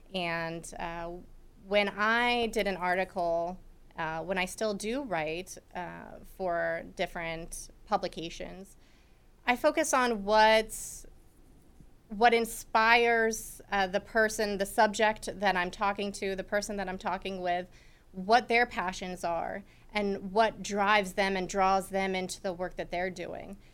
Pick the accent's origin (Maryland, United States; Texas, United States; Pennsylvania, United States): Pennsylvania, United States; Mechanicsburg; moved away as an adult; also born or lived in Brookville, Pennsylvania; I was from Mechanicsburg